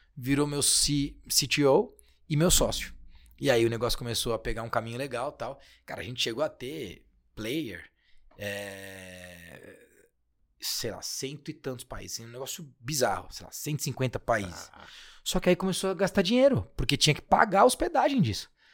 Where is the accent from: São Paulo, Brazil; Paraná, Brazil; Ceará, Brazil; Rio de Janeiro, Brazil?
São Paulo, Brazil; Guarulhos; moved away as an adult; also born or lived in United States / Germany / Portugal; Na verdade, eu sou de Guarulhos